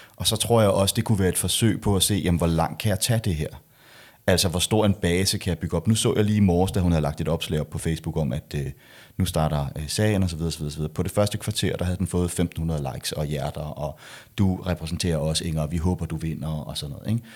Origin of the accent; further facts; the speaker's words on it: Denmark; jeg er jo dansker